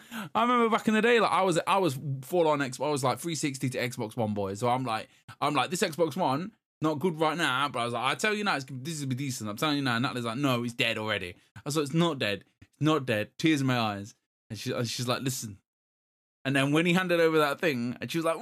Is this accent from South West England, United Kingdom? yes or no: no; Derby, East Midlands, United Kingdom; I'm from Derby